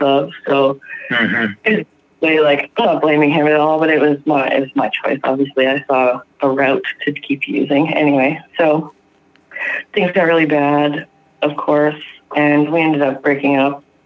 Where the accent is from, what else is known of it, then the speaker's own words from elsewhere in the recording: Ontario, Canada; from Ontario, Canada